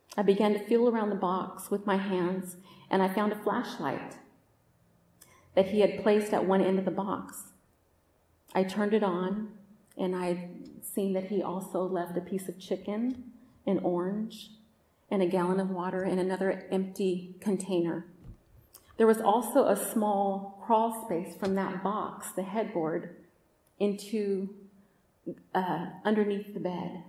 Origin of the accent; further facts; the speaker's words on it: Oakland, California, United States; also born or lived in Roseville, California; I grew up in Oakland in Northern California